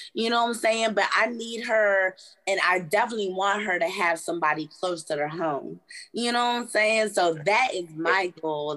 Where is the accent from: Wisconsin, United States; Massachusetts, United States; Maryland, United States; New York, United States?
Maryland, United States; I'm from Maryland.